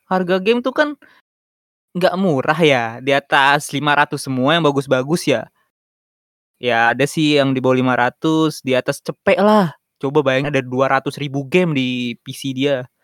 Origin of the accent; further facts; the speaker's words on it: East Jakarta, Jakarta, Indonesia; Jakarta Timur silakan cari saya saya anak Palurah btw